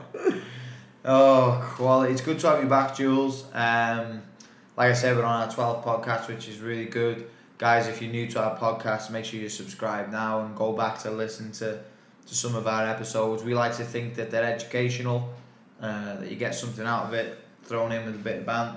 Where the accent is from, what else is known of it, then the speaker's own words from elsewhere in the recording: England, United Kingdom; accent: English; now in Sydney, Australia; my English accent